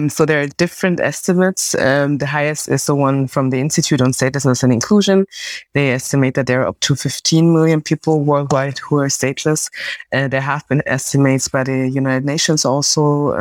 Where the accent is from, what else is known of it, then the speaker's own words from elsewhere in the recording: Munich, Bavaria, Germany; I was born in Germany, my parents came from West Africa to Germany, and then I was born in the country in Munich